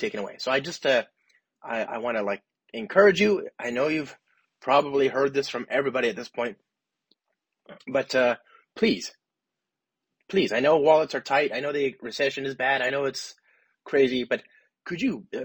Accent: Los Angeles, California, United States; now in San Francisco, United States; I live in San Francisco, but I'm from Los Angeles

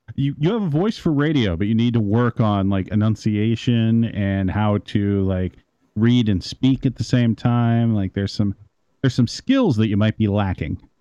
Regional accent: Midwest, United States; I'm from the Midwest

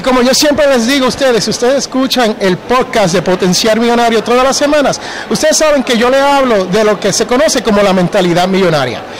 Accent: Jersey City, New Jersey, United States; moved away; yo originalmente soy de Jersey City, New Jersey.

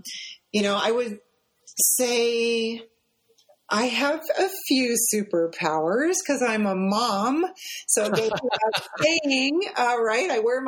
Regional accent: Midwest, United States; because I grew up in the Midwest, like you said, just miles and miles and miles of this monocrop out there, you know.

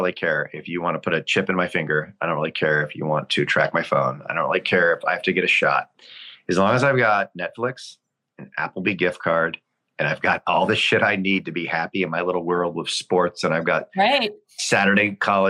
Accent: Phoenix, Arizona, United States; moved away as an adult; now in Martha's Vineyard, United States; I grew up in Arizona. I was born and raised. I'm from Phoenix. I moved to Martha's Vineyard 21 years ago

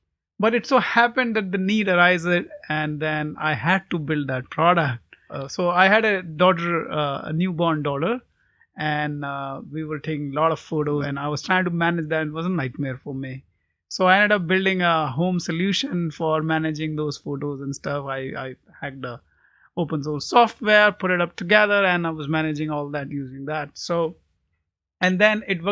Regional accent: India; I grew up in India

